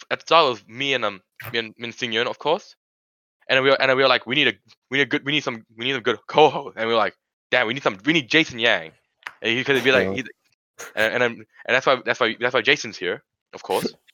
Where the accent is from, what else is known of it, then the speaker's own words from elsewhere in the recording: Sri Lanka; born there; I was born in Sri Lanka